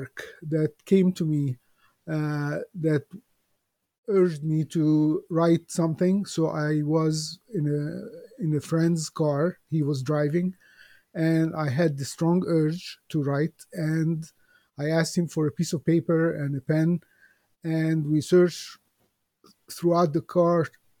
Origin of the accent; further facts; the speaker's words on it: Alexandria, Alexandria Governorate, Egypt; I was born in Alexandria, Egypt, many years ago